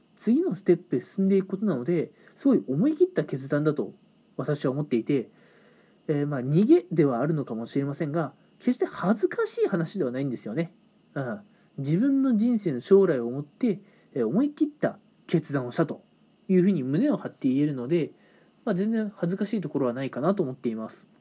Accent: Japan; moved away as an adult; also born or lived in Kanagawa; 自分の地元の方、まあ、地方なんですけどね、えー、そっちの方に戻ることにしたんですね。

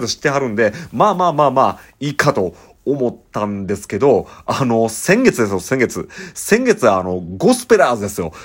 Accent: Ikeda, Osaka, Japan; moved away as an adult; now in Kobe, Japan; 僕はその豊中の隣の、隣の大阪府池田市。で、僕実は生まれてるんで

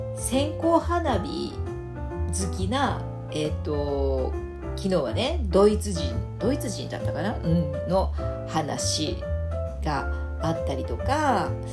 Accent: Fukuoka, Japan; 私福岡出身なので

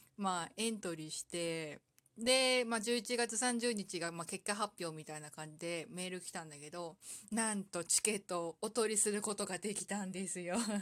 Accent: Saitama, Japan; 私の地元

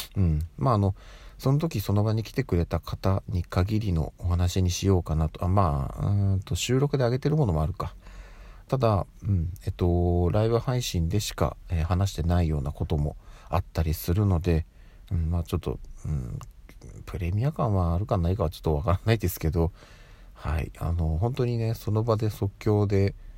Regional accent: Tokyo, Japan; 私はずっともう東京生まれ東京育ちでやってるので

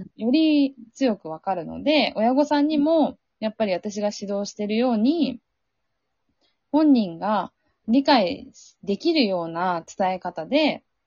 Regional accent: Sea of Japan coast, Japan; 日本海出身なんで、うん、やっぱりすごい雪が降るところだった

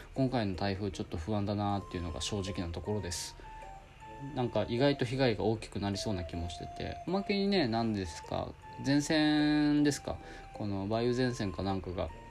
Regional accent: Okinawa, Japan; 実家がちょっとあの、高台にあって、風がすごい強いんですよ。で、冬場とか、寒いんですね。沖縄なのに

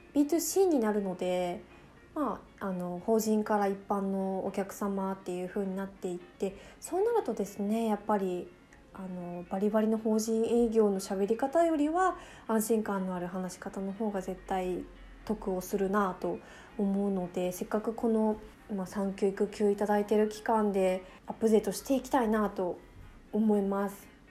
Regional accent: Fukuoka, Japan; accent: Hakata dialect (kotekote Hakata-ben); 私めちゃめちゃ博多弁こってりらしいんですよね

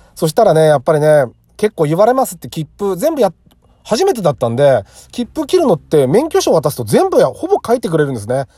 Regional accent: Saitama, Japan; 地元が埼玉で都内だった

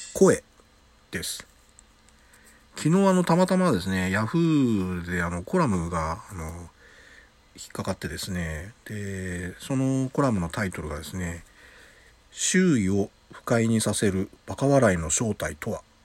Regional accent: Yokohama, Kanagawa, Japan; also born or lived in Yamagata; now in Osaka, Japan; 山形生まれ横浜育ち大阪暮らし

